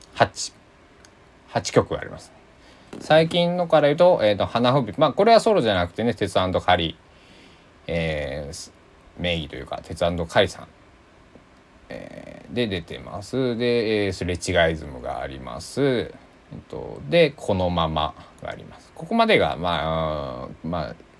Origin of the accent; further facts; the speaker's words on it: Kochi, Japan; moved away as an adult; now in Takamatsu, Japan; 僕のね地元の高知は